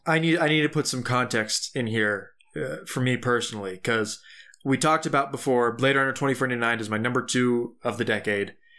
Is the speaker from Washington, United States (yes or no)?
no; Tucson, Arizona, United States; moved away; Tucson, my home, my hometown